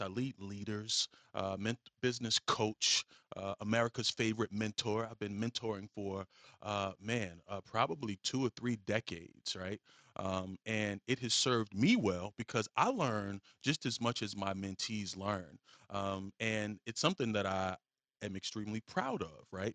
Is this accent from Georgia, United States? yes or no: no; Virginia, United States; I am from Virginia. Um, I, I spent most of my, my life in Virginia. So, you know, Virginia is where I'm claiming